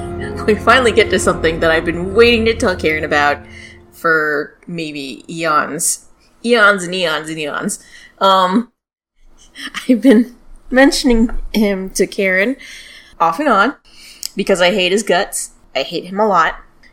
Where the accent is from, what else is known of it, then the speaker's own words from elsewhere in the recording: United States; accent: American; Excuse my American accent.